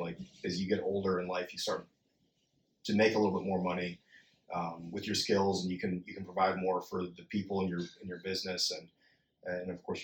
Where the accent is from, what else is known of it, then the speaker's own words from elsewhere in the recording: Florida, United States; we grew up in Florida